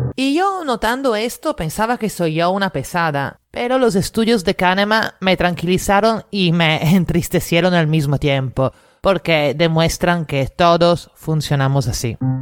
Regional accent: Italy; now in Lima, Peru; italiana en Lima

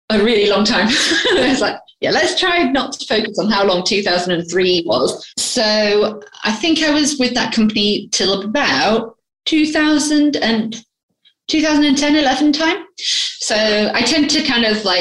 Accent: Grimsby, Yorkshire and the Humber, United Kingdom; moved away as an adult; now in London, United Kingdom; I'm originally from Grimsby in the north of England.

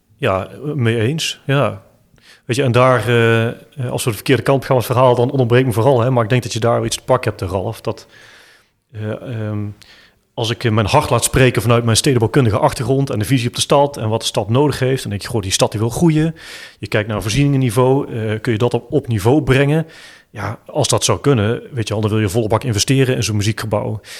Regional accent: Eindhoven, North Brabant, Netherlands; accent: Eindhoven; als lokale Eindhovenaar, ja. jullie horen het aan mijn accent

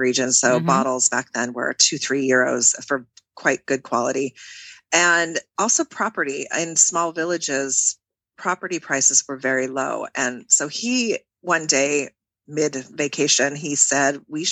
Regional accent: Washington, United States; accent: American; moved away as an adult; also born or lived in Seattle / San Francisco / New Orleans; now in France; I grew up in Washington State, West Coast. Most people know Seattle, but I grew up about 280 miles east of Seattle on the other side of the state

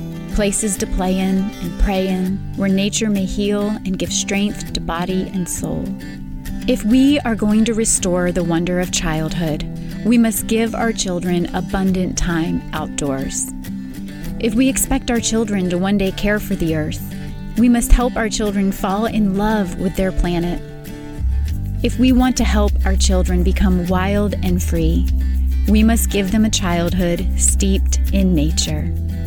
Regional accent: West Point, New York, United States; I grew up in West Point, New York, a tight-knit military community nestled along the grassy western bank of the Hudson River.

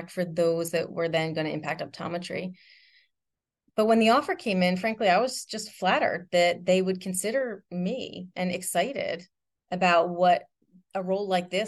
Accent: Randolph, New Jersey, United States; I grew up in Randolph, New Jersey, surrounded by lots of family and extended family and a ton of friends

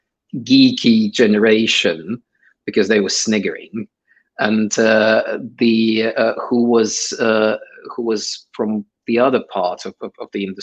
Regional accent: Saint Petersburg, Russia; English is a second language; moved away as an adult; also born or lived in Ukraine; now in United Kingdom; I actually grew up in Ukraine and Russia. So I was born in Ukraine. And when I was 7, my family moved from Ukraine to St. Petersburg, Russia

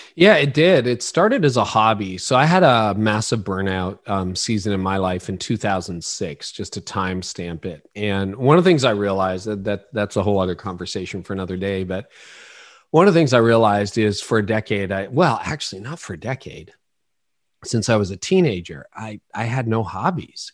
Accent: Ontario, Canada; also born or lived in Oro-Medonte, Ontario; I was born in Canada

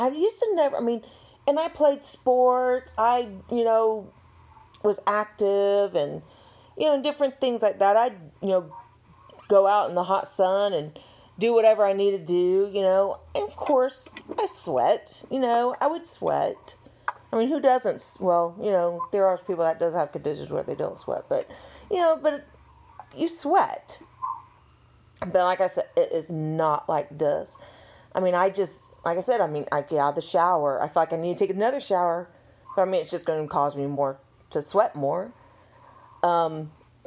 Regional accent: South Carolina, United States; Women in South Carolina, I mean, we're from the South

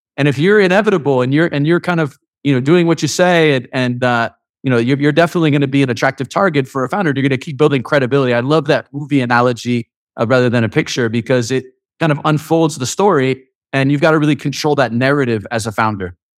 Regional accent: United States; being an American

